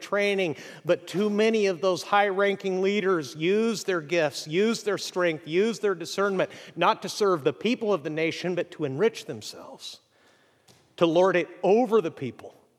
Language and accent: English; Mexico; moved away as an adult; now in United States; I grew up in Mexico